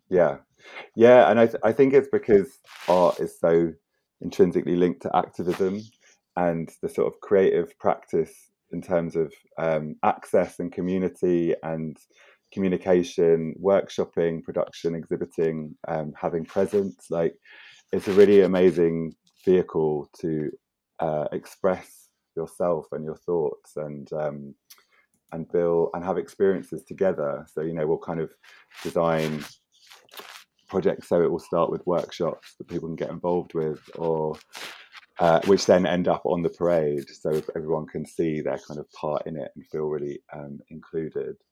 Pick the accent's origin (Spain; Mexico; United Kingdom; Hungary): United Kingdom; London; moved away as an adult; now in Margate, United Kingdom; I grew up in London